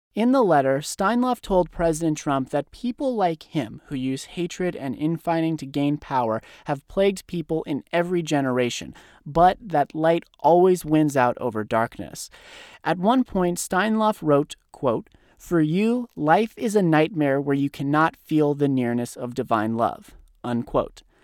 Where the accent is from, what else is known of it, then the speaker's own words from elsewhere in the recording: Thousand Oaks, California, United States; my hometown in Thousand Oaks, California